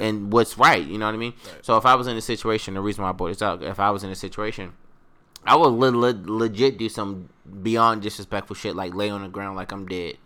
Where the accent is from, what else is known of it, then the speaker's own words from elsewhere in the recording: Baltimore, Maryland, United States; my my hometown, Baltimore